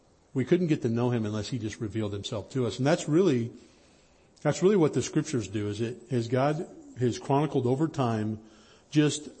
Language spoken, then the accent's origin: English; High Sierras, Northern California, United States; I grew up in Northern California in the High Sierras